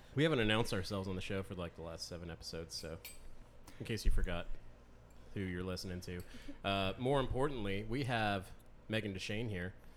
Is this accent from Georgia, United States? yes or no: yes; Savannah, Georgia, United States; I'm, I'm from Savannah originally. I grew up here